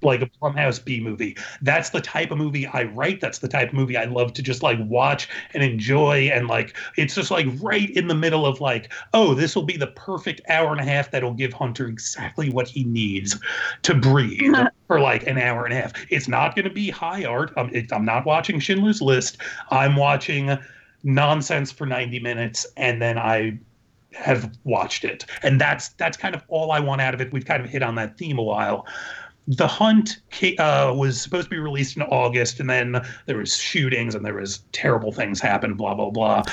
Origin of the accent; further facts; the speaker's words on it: New York, United States; moved away; I was a New York Jew who visited my grandmother in Disney World all the time